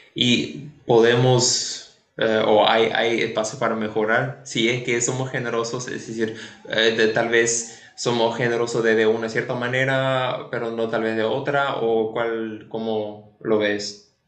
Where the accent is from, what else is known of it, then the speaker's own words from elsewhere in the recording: Paraguay; nosotros como paraguayos